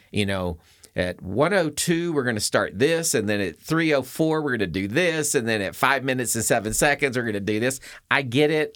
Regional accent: the South, United States; now in Colorado, United States; I was born in the South

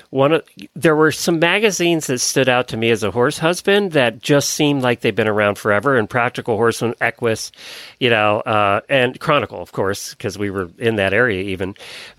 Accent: Pennsylvania, United States; I grew up in Pennsylvania

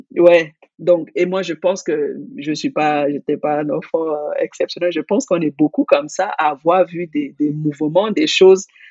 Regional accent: Cameroon; j'ai grandi au Cameroun

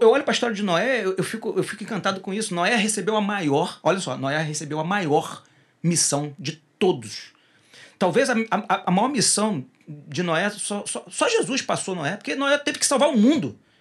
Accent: Rio de Janeiro, Brazil; Rio, de Rio de Janeiro, porque eu sou carioca

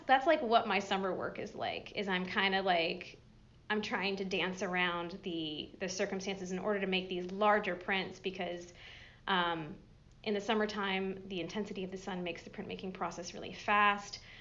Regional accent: Massachusetts, United States; moved away as an adult; now in Johnson City, United States; grew up further up the mountains in Massachusetts

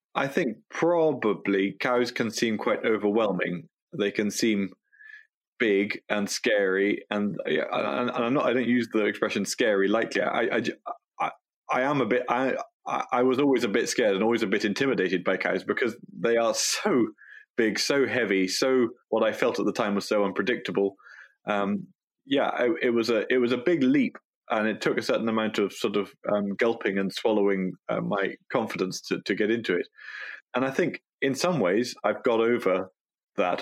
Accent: Galloway, Scotland, United Kingdom; born and brought up in Galloway

